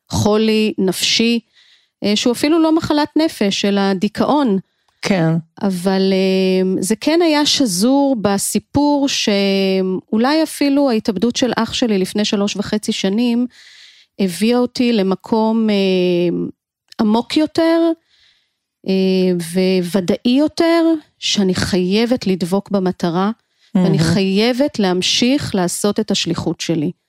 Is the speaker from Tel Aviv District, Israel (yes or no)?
yes; Givatayim, Tel Aviv District, Israel; חייתי בגבעתיים